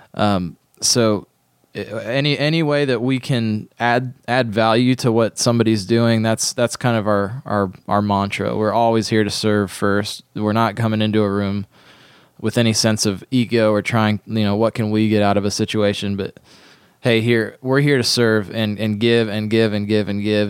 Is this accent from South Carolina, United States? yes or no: no; Ohio, United States; where I grew up in Ohio